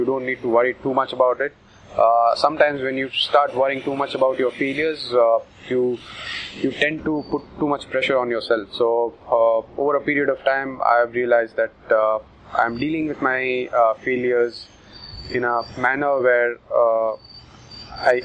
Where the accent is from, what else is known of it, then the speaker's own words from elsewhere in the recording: India; as Indian batsmen